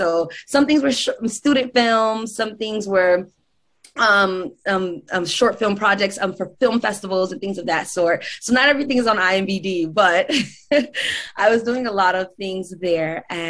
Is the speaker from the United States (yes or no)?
yes; Miami, Florida, United States; And I'm from Miami, Florida. So in Miami, I began to star in theater shows in our local community for local organizations.